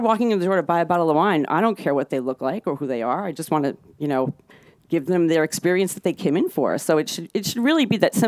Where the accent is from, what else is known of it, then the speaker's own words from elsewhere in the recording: New York, United States; I grew up in New York